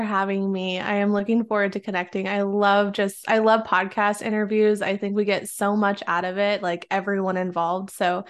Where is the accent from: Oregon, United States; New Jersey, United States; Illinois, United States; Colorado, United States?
Oregon, United States; moved away; I grew up in the Pacific Northwest in Oregon. And since this is an audio, like you can't see the color of my skin, but I am Mexican and I grew up in a predominantly like white town.